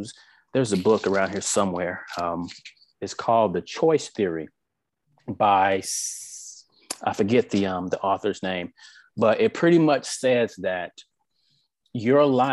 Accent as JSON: {"language": "English", "region": "South Mississippi", "country": "United States", "tie": "born or raised there", "said": "I came from South Mississippi, born and raised"}